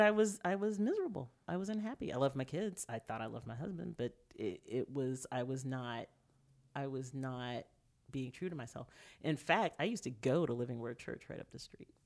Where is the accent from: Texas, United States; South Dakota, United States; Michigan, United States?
Texas, United States; Tyler; moved away as an adult; also born or lived in Houston, Texas; I grew up in Tyler, Texas. I was born in Houston